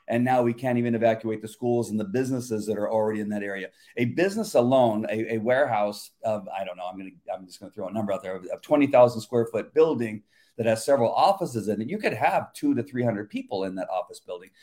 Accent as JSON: {"language": "English", "town": "La Mirada", "region": "California", "country": "United States", "tie": "born or raised there", "moved": "yes", "lives_now": "Yorba Linda, United States", "said": "I, I grew up and lived in La Mirada"}